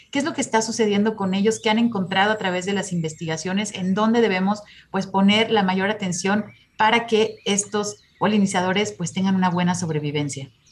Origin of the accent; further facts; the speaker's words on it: Jalisco, Mexico; como jaliscienses y como mexicanos